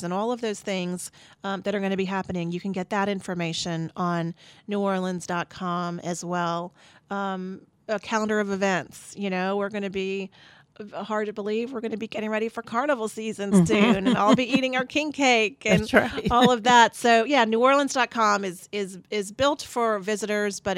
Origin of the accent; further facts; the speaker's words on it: St. Bernard, Louisiana, United States; now in New Orleans, United States; I grew up in St. Bernard, so we always go to my parents' house